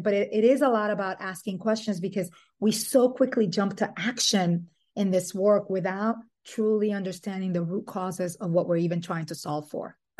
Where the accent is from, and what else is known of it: Dominican Republic; born or raised there; also born or lived in New York City, United States; now in Brooklyn, United States